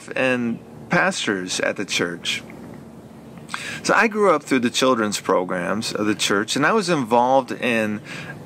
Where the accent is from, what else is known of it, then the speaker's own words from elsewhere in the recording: Flint, Michigan, United States; I was born and raised right here in Flint, Michigan